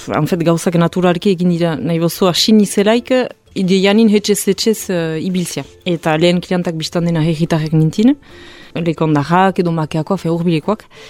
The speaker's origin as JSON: {"language": "Basque", "area": "Hasparren", "region": "Nouvelle-Aquitaine", "country": "France", "tie": "born or raised there", "said": "sortzez azpagnekoa niz"}